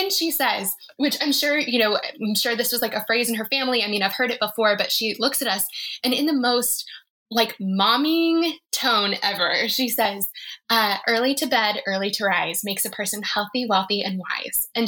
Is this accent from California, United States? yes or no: no; Colorado, United States; No, and I'm from Colorado.